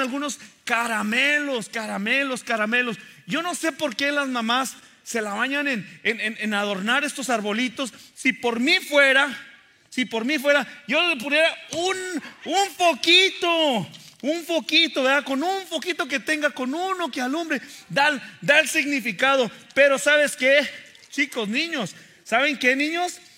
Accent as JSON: {"language": "Spanish", "country": "Mexico", "tie": "born or raised there", "said": "crecí en México"}